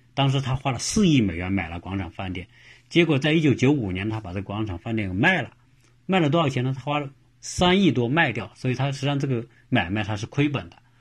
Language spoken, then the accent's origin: Chinese; China; now in United States; 作为中国人来说